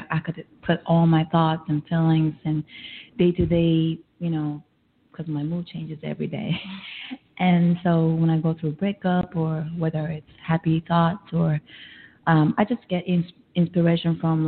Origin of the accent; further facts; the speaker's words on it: Japan; now in New York City, United States; originally, I'm from Japan. I've been here 6 years, to be exact